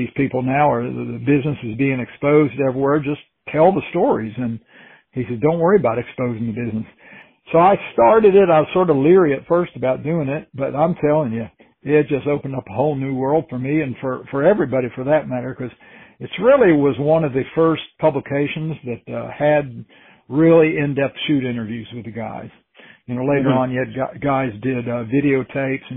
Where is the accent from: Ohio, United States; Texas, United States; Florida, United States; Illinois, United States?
Florida, United States; now in Tennessee, United States; I grew up in Florida